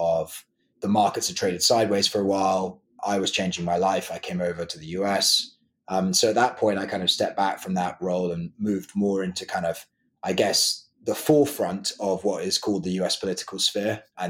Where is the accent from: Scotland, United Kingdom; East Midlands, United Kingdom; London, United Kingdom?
London, United Kingdom; moved away as an adult; now in Nashville, United States; I grew up in London. So I went to school in London, born and raised in London